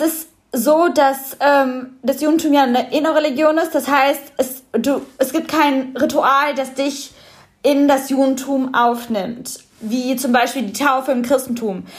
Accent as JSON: {"language": "German", "country": "Germany", "tie": "born or raised there", "said": "ich bin in Deutschland geboren"}